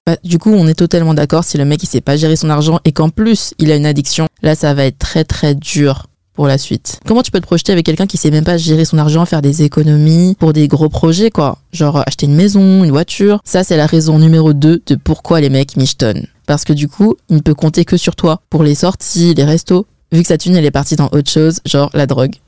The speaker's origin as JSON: {"language": "French", "country": "France", "tie": "born or raised there", "said": "je suis née en France."}